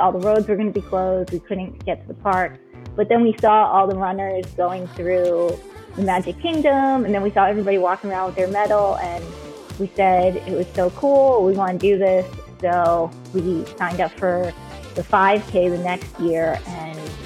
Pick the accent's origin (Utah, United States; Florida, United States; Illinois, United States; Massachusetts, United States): Massachusetts, United States; moved away; I'm originally from Massachusetts